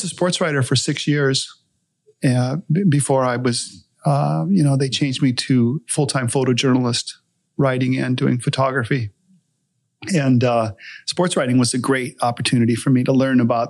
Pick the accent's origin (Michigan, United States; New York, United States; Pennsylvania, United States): Pennsylvania, United States; Harbor Creek; now in Hawaii, United States; We grew up in Harbor Creek, Pennsylvania, a little suburb of Erie, Pennsylvania